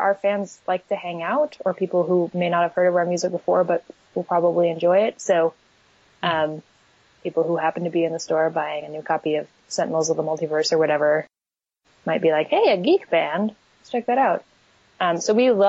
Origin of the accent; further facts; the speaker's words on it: East Coast, United States; moved away as an adult; now in Portland, United States; We're from the East Coast, but I moved to Portland, Oregon